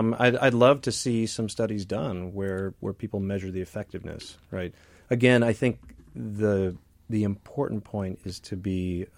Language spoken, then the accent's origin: English; Midwest, United States; I grew up in the Midwest too.